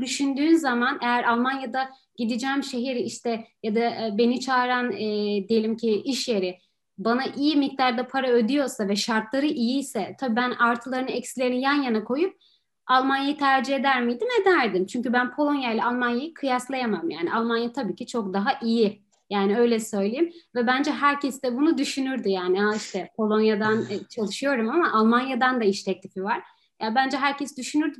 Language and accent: Turkish; Istanbul, Turkey; moved away as an adult; now in Poland; ben Türkiye'de başka bir şehirde zaten yaşamadım